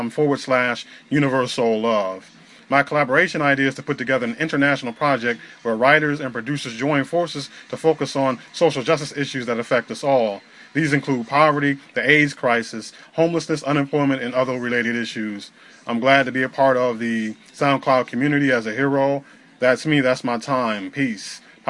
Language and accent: English; Northern Illinois, United States; a poet, spoken word artist, MC, and activist. I was born and raised in Northern Illinois.